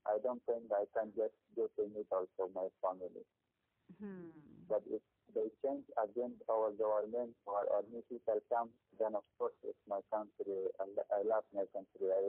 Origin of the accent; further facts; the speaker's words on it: Afghanistan; now in Gujarat, India; we are from Afghanistan and we are Muslim